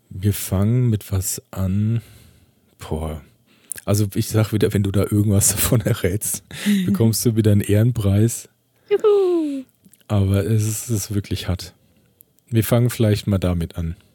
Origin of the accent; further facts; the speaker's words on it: Iceland; accent: Icelandic; German is a second language; Das hat jemand meinen Dialekt erkannt.